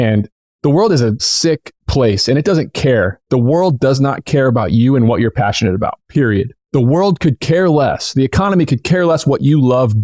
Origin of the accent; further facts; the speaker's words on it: Southern Indiana, United States; moved away as an adult; also born or lived in upstate New York; I grew up in Southern Indiana.